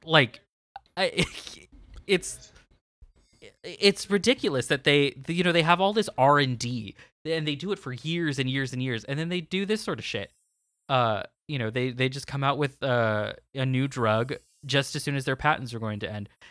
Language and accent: English; California, United States; my hometown in California